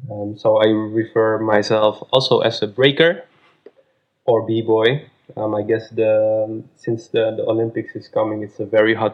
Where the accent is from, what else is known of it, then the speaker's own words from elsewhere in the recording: Amsterdam, North Holland, Netherlands; I'm from Amsterdam and I'm 32 years old.